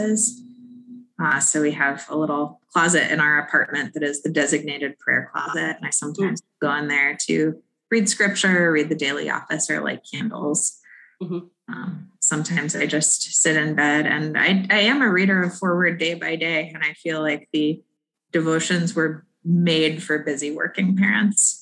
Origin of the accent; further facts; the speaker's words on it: Chicago, Illinois, United States; moved away as an adult; also born or lived in Philadelphia / Portland, Oregon / Boston; I grew up here in Chicago and since then lived in Philadelphia